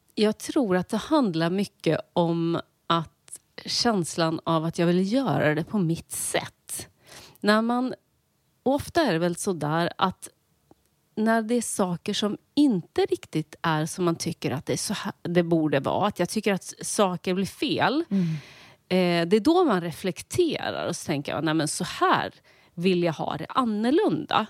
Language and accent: Swedish; Linköping, Östergötland, Sweden; Jag växte upp i Linköping